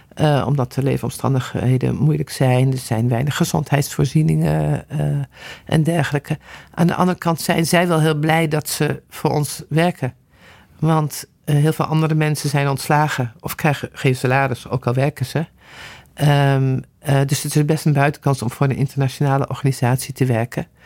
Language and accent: Dutch; Netherlands; als Nederlanders